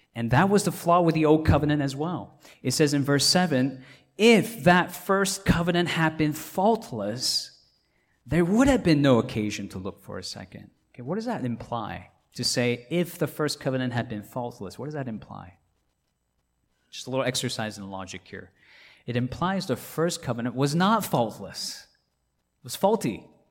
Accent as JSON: {"language": "English", "country": "Hong Kong", "tie": "born or raised there", "moved": "yes", "lives_now": "Atlanta, United States", "said": "I grew up in Hong Kong"}